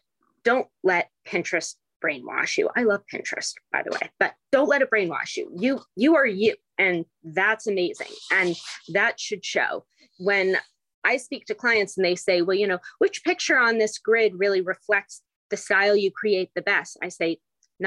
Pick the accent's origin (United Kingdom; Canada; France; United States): United Kingdom; England; moved away; when I was growing up in England and I'm just 10 years old